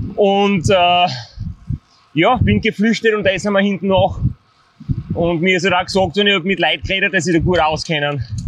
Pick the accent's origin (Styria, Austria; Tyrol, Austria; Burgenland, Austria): Styria, Austria; als Steirer